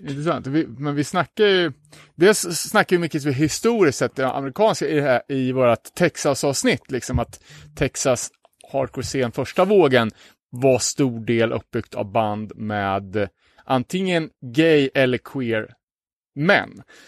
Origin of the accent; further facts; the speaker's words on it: Umeå, Västerbotten County, Sweden; hemma i Umeå